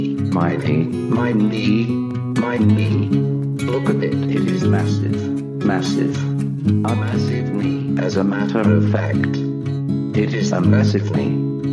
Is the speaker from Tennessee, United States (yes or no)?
yes; Tennessee, United States; I'm from Tennessee.